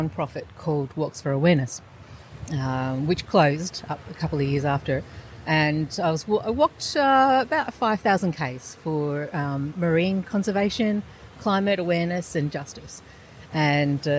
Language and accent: English; Lake Macquarie, New South Wales, Australia; also born or lived in Newcastle, New South Wales / Snowy Mountains, New South Wales; I was born in Newcastle. I grew up on Lake Macquarie and moved down to the Snowy Mountains in my late teens